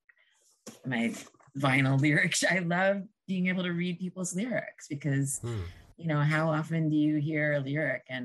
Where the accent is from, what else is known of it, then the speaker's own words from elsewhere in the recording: Hoboken, New Jersey, United States; I grew up in Hoboken